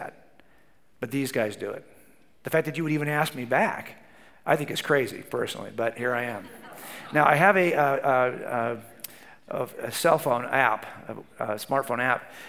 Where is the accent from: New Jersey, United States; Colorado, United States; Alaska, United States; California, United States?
California, United States; Southern; I was raised in Southern California